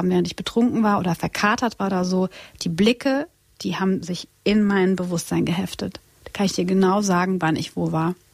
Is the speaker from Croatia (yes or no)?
yes; Split, Split-Dalmatia County, Croatia; Ich komme aus Kroatien und Split ist unsere Heimat und äh, also mein, mein Heimatort.